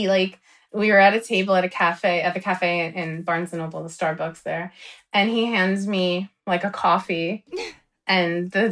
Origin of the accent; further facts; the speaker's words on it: Paterson, New Jersey, United States; We're both from Patterson